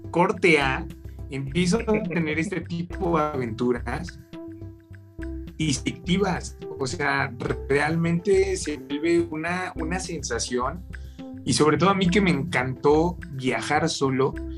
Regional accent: Mexico; nosotros los mexicanos

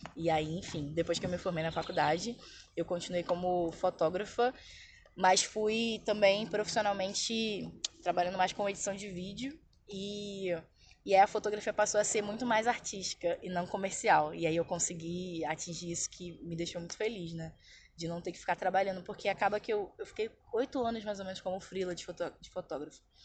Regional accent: São João de Meriti, Rio de Janeiro, Brazil; moved away as an adult; also born or lived in Lapa, Rio de Janeiro; now in Rio de Janeiro, Brazil; atualmente eu moro na Lapa, mas eu fui criada na Baixada Fluminense

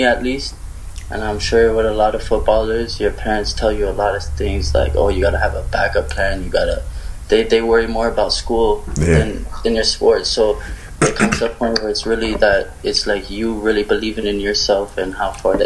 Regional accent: Toronto, Ontario, Canada; I'm from Scarborough, born and raised

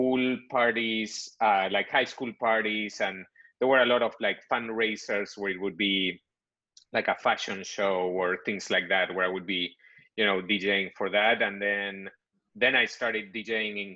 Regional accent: Buenos Aires, Argentina; moved away as an adult; now in United States; I'm originally from Buenos Aires, Argentina. So I was born there, grew up there

